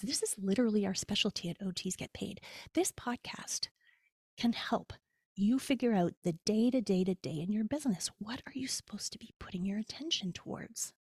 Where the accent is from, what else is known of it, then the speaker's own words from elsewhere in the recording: Canada; moved away; also born or lived in United States; as a Canadian